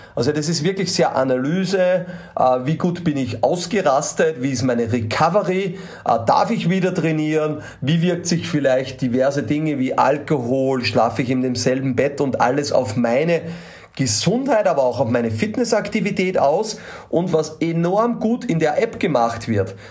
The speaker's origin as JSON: {"language": "German", "country": "Austria", "said": "als Österreicher"}